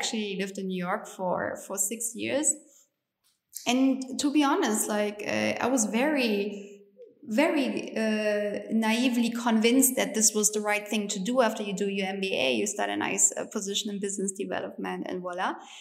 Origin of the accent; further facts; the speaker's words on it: East Germany, Germany; English is a second language; moved away as an adult; also born or lived in United States; I grew up in East Germany